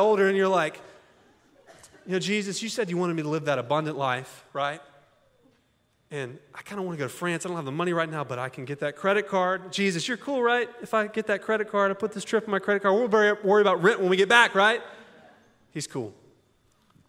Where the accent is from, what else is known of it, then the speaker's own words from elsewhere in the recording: Augusta, Georgia, United States; also born or lived in Hong Kong; now in Little Rock, United States; I'm from Augusta, Georgia.